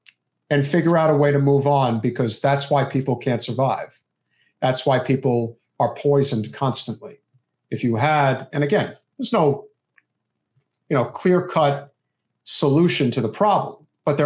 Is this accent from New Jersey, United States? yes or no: yes; New Jersey, United States; I grew up with it in Central Jersey.